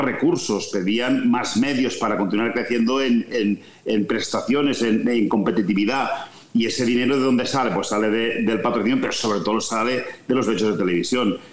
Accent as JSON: {"language": "Spanish", "town": "Vic", "region": "Catalonia", "country": "Spain", "tie": "born or raised there", "said": "yo soy nacido en Vic, tierra de rallies"}